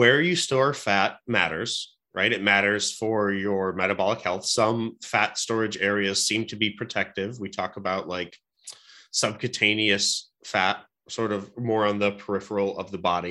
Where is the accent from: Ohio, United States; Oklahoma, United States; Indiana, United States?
Ohio, United States; Cleveland; I'm a Cleveland guy. So I was born and raised in Cleveland